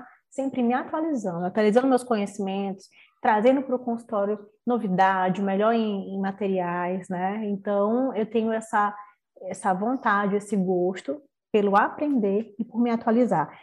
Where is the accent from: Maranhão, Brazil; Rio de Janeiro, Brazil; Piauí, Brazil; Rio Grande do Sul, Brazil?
Maranhão, Brazil; São Luís; sou aqui de São Luís do Maranhão